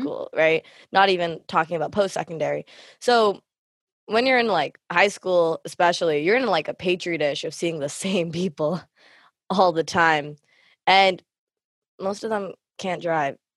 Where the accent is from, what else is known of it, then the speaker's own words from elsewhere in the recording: Canada; myself being Thumbel Canadian